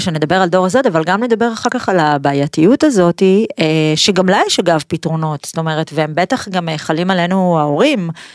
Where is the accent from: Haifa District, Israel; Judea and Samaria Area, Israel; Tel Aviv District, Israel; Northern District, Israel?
Haifa District, Israel; Pardes Hanna-Karkur; נולדתי בפרדס חנה